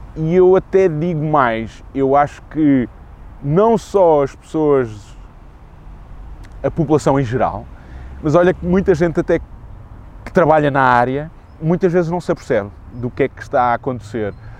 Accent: Lisbon, Portugal; sou nascido e criado em Lisboa

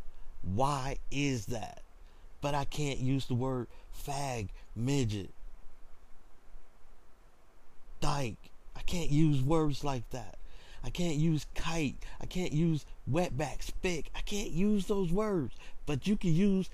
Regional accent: the South, United States; Especially growing up in the South. Growing up as a black man in the South in America

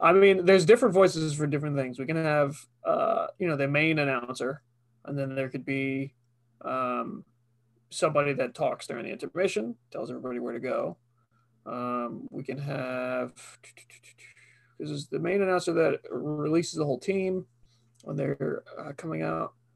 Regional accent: Long Island, New York, United States; we're from Long Island

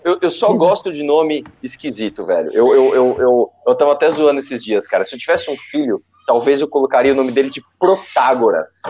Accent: São Paulo, Brazil; eu sou de São Paulo, mas eu tenho empresa em Guarulhos

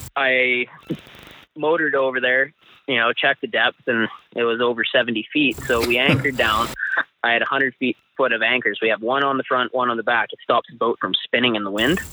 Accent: Chase, British Columbia, Canada; I grew up in this small town in south central BC

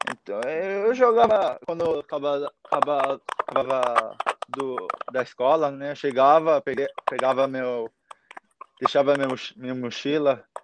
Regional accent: Japan; first language Japanese; Portuguese is a second language; É, português, né? Porque eu não estudei, né? Só japonês, né?

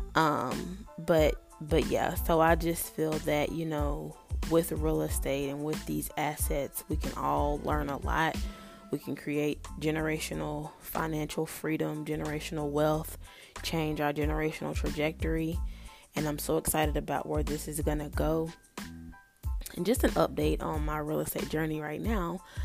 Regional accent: North Carolina, United States; I was born and raised in North Carolina

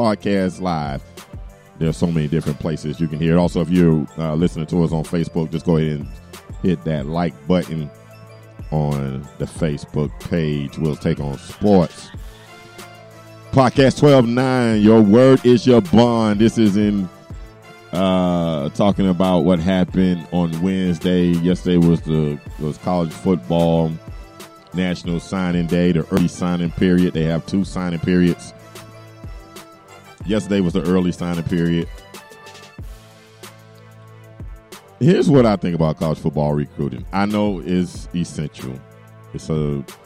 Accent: Miami, Florida, United States; moved away; I'm from Miami and I don't live in Miami

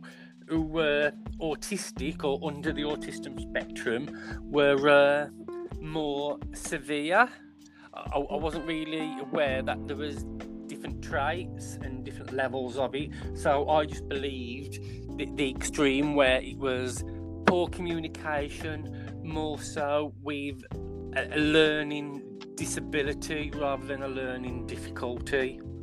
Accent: West Midlands, United Kingdom; I come from West Midlands, and I'm a psychiatric nurse

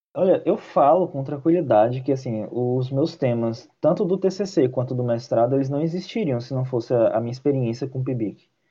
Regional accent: interior of Bahia, Brazil; Eu, eu cresci na cidade do interior da Bahia, que fica a 600 quilômetros de Salvador

